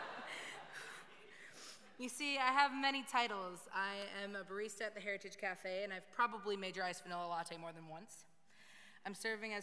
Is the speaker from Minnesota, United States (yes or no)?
yes; Hermantown, Minnesota, United States; moved away; I was raised in Hermantown, Minnesota